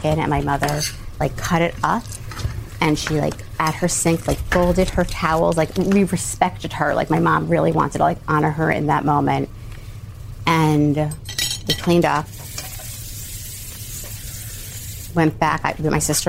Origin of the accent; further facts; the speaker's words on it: New York City, New York, United States; I'm from Rockaway in Queens